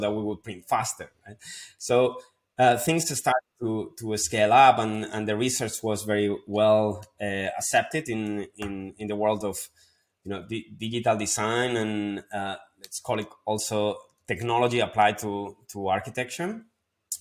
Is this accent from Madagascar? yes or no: no; Spain; moved away; my hometown, back in Spain